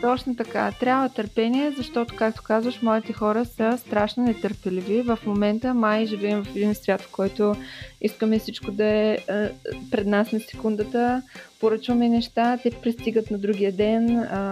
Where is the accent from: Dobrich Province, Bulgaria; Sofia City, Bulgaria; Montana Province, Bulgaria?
Dobrich Province, Bulgaria; Dobrich; на 31 години съм и съм от Добрич